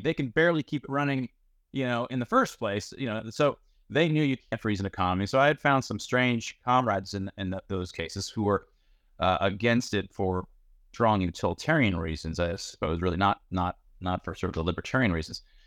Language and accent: English; United States; I'm, I'm from Iran. My father's from Iran. My wife is from Iran. I was born in the United States.